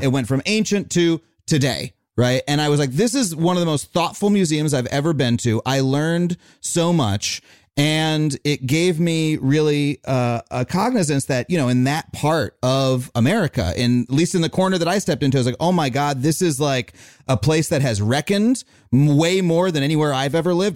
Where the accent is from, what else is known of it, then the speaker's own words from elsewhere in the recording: Wading River, New York, United States; I grew up in town, in a town called Wading River on Long Island